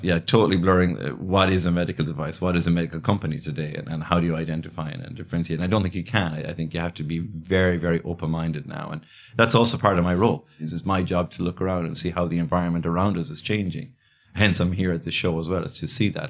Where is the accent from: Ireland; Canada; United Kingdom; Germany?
Ireland; Galway, Connacht; also born or lived in Dublin, Ireland / China; I grew up in Ireland, yeah, on the West Coast